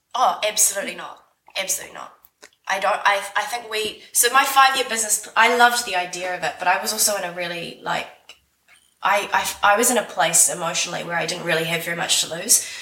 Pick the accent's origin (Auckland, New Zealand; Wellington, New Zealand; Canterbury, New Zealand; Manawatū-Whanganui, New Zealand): Wellington, New Zealand; I am from Wellington, New Zealand, as you can hear from my voice here.